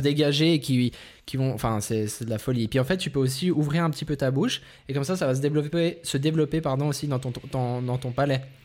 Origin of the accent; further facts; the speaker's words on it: Vaud, Switzerland; on vient de Suisse, on vient du canton de Vaud